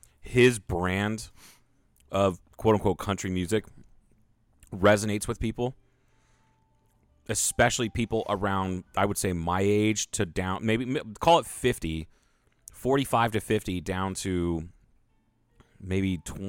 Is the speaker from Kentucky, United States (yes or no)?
yes; Kentucky, United States; I'm from Lawrence County, Kentucky.